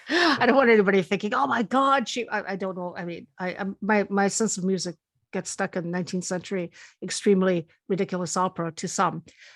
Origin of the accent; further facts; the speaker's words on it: Spain; also born or lived in Canada; And although I was born in Spain, I've lived a lot of my life in Canada, even though I did do high school in Spain.